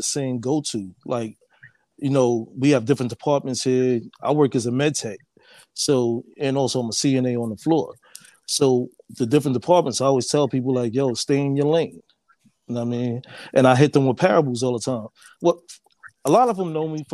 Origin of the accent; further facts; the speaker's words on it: New York City, New York, United States; I'm from Harlem originally